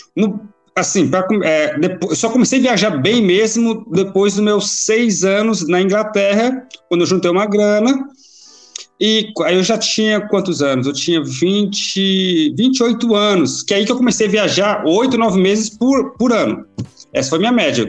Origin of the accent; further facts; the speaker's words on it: Goiânia, Goiás, Brazil; moved away as an adult; now in Sweden; sou de Goiás, sou de Goiânia. Então, natural de lá